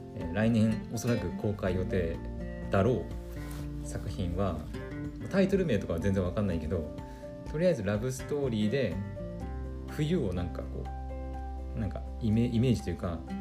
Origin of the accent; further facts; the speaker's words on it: Aomori, Japan; 私の故郷青森県